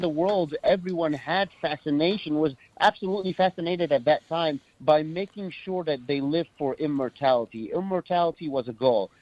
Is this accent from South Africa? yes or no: no; Cairo, Cairo Governorate, Egypt; I grew up in Cairo, Egypt